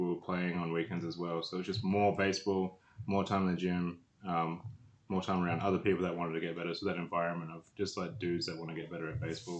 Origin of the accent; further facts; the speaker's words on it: Adelaide, South Australia, Australia; I'm from Adelaide. Grew up just down the road in Seton, playing for the Woodville Baseball Club.